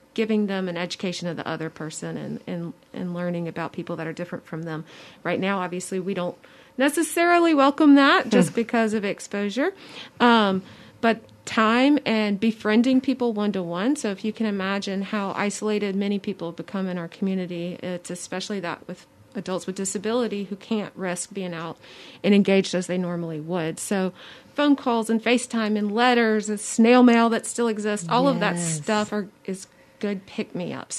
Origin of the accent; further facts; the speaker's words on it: Mobile, Alabama, United States; I was born and raised in Mobile